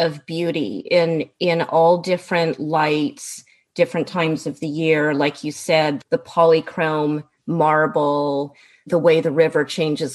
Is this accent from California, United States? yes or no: yes; California, United States; I'm American. I was born and raised in California, although I'm also British. My mother is British